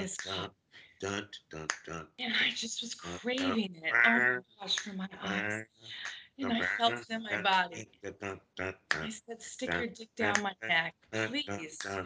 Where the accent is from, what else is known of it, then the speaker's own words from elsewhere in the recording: San Diego, California, United States; when I grew up in San Diego